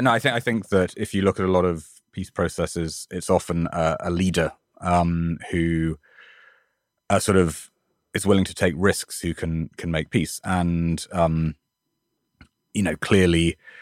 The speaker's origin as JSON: {"language": "English", "country": "United Kingdom", "moved": "yes", "lives_now": "New York, United States", "said": "my home country"}